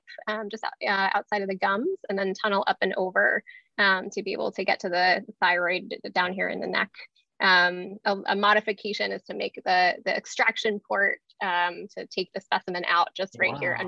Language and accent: English; Atlanta, Georgia, United States; I grew up in Atlanta